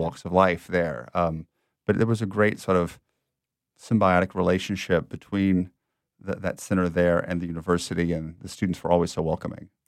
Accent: Lafayette, Louisiana, United States; also born or lived in Rome; now in New Orleans, United States; I am born and raised in Louisiana

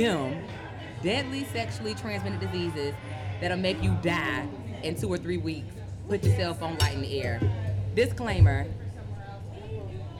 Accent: South Carolina, United States; I'm from South Carolina, but, you know, I went to school in North Carolina.

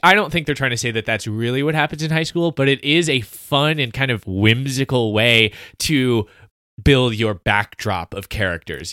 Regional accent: South Carolina, United States; I was raised in South Carolina

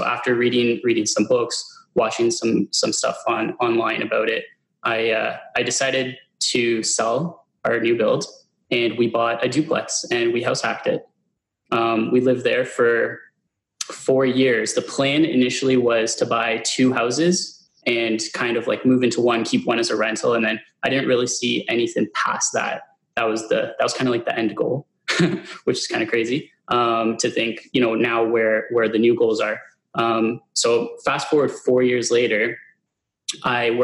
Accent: Hamilton, Ontario, Canada; also born or lived in Stoney Creek; I'm originally from Hamilton

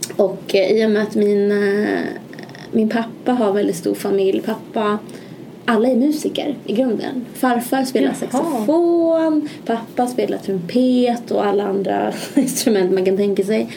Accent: Malmköping, Södermanland, Sweden; also born or lived in Gävle; Jag är från Malmköping, en liten köping utanför Stockholm, cirka en timme ungefär.

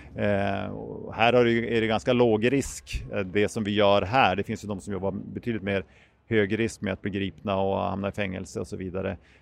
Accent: Umeå, Västerbotten County, Sweden; jag kommer från Umeå

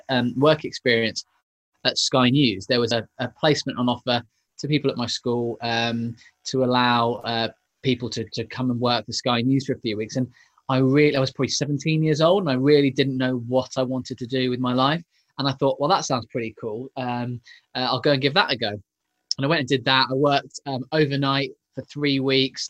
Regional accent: Leighton Buzzard, East of England, United Kingdom; I grew up in the home counties, so in a little place called Leighton Buzzard, which is just north of London.

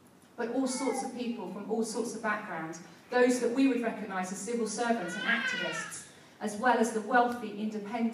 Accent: United Kingdom; as British subjects, we

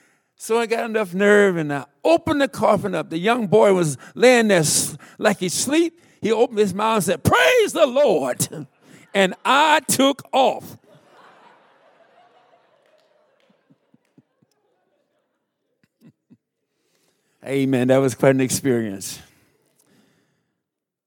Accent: Alabama, United States; moved away as an adult; now in Minnesota, United States; When I came to Minnesota, I came in the winter. I'm from Alabama. I came in the dead winter.

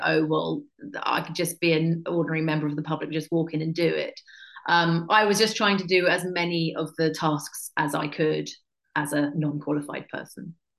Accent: England, United Kingdom; I'm just English.

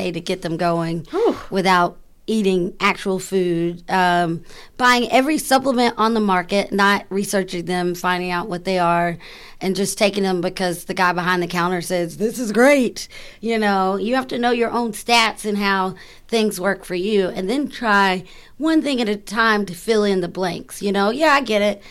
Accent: the South, United States; I'm from the South

